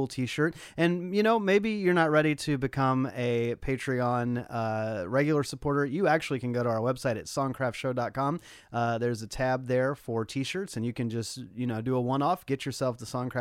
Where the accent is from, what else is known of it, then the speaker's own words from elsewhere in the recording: Nashville, Tennessee, United States; now in Los Angeles, United States; Paul and I are based in Los Angeles, but we grew up in Nashville